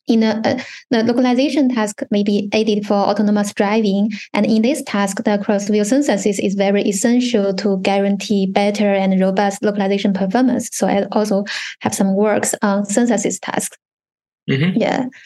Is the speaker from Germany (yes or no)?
no; China; moved away as an adult; now in Australia; I w- I was originally from China, and I did a PhD degree in Australia starting from 2018.